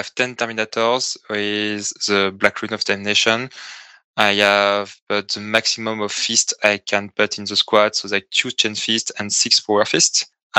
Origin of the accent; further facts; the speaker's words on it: southern France, France; I came from France, from the south of France